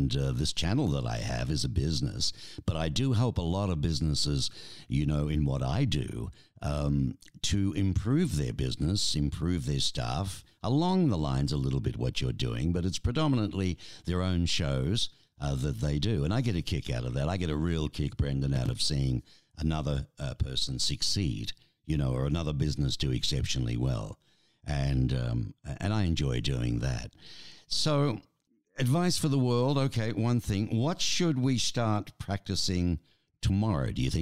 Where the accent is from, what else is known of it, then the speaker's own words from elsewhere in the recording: Melbourne, Victoria, Australia; my hometown, Melbourne, Australia